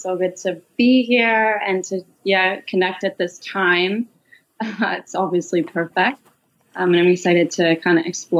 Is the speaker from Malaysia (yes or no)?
yes; Malaysia; growing up in Malaysia, we used to have maids, which is very normal in Malaysia as expat children.